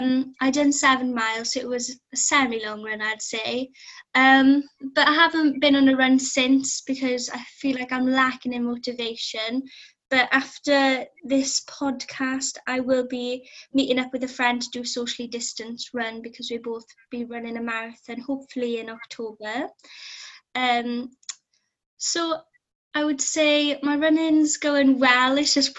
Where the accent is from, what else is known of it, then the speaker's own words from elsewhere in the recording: South Wales, United Kingdom; moved away as an adult; now in Aberystwyth, United Kingdom; So I'm from South Wales, which is in the UK. I currently live in the coast of Aberystwyth because I'm at university here.